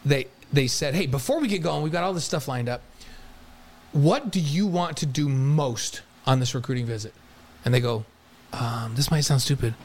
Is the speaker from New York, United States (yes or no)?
yes; New York, United States; moved away; I'm a kid from New York that grew up playing football and basketball.